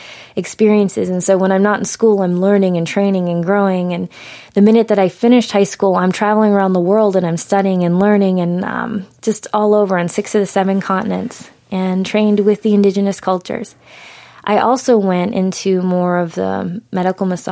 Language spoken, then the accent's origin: English; New England, United States; I grew up in New England